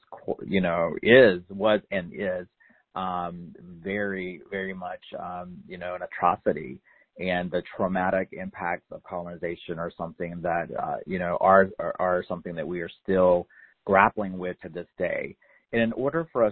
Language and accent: English; North Carolina, United States; I grew up in North Carolina in a very assimilated sort of way